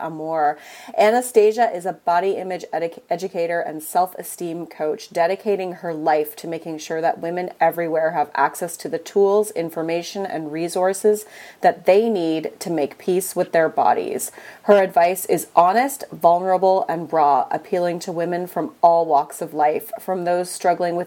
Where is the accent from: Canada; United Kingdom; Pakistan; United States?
Canada; I'm Canadian, we have our own dialect too